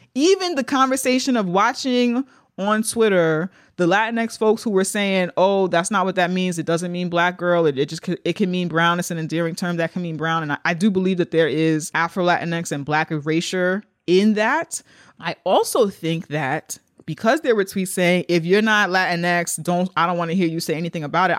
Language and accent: English; New York City, New York, United States; We're from the Bronx.